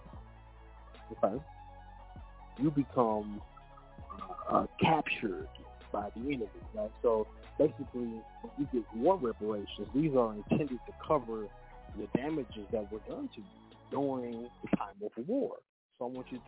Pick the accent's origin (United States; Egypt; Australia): United States; Kansas; I was born in Kansas. I'm a native Kansan.